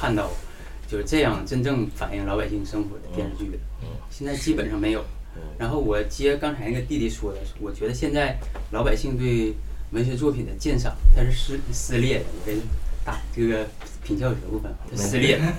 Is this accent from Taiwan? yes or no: no; Benxi, Liaoning, China; 我来自本溪。